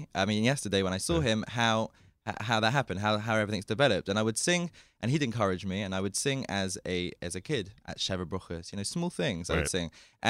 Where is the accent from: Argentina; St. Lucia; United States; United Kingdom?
United Kingdom; London; Even in London. And I would listen to all the CDs.